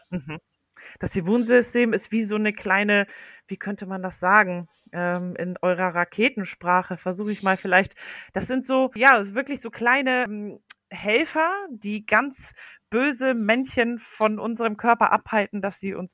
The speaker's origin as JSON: {"language": "German", "country": "Poland", "lives_now": "Germany", "said": "Und äh, ich komme ursprünglich aus Polen."}